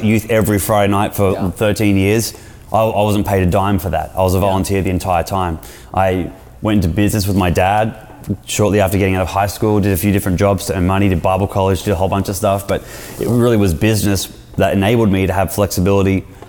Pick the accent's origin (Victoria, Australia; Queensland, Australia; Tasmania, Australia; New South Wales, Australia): Queensland, Australia; Brisbane; moved away as an adult; now in San Diego, United States; We're from Brisbane